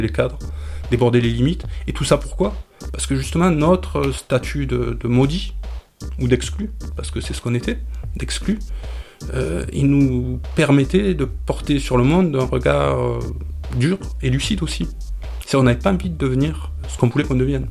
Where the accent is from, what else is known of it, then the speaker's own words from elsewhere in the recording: Camargue, Provence-Alpes-Côte d'Azur, France; Je suis né en Camargue, mais je suis d'origine grecque, d'Asie mineure